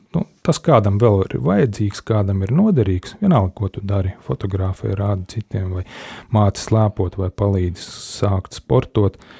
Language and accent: Latvian; Latvia